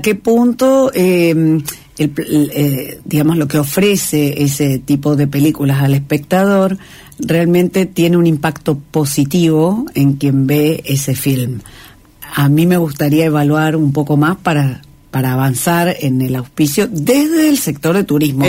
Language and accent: Spanish; Tierra del Fuego, Argentina; somos de Tierra del Fuego y Tierra del Fuego es un lugar con mucho espacio.